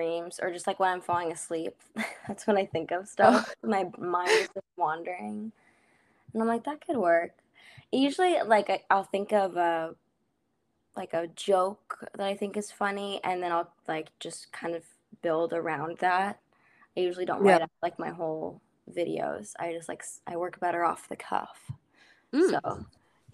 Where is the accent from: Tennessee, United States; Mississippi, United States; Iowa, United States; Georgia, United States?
Iowa, United States; moved away as an adult; now in New York City, United States; growing up in Iowa and living my whole life